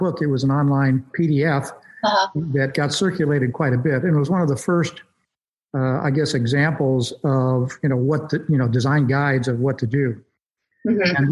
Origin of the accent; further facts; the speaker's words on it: Southeast Idaho, United States; I grew up in Southeast Idaho, which is one of the more beautiful places in America